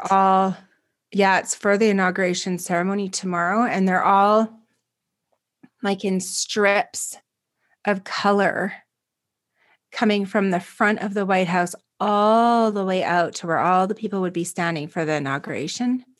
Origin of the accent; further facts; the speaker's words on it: Canada; as a Canadian